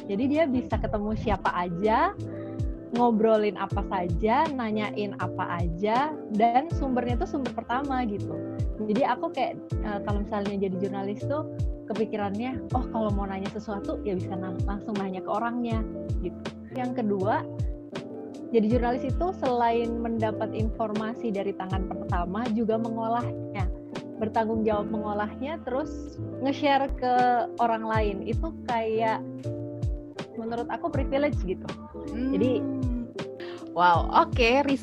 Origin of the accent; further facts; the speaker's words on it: Java, Indonesia; Jadi papaku asalnya dari timur, dari Ambon, mama dari Jawa, Jawa Timur. Tapi kebetulan uh, aku besar di daerah Jawa dan belum benar-benar pernah ke Ambon.